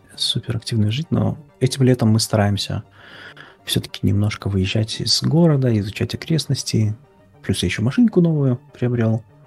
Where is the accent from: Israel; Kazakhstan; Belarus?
Belarus; moved away; я из Беларуси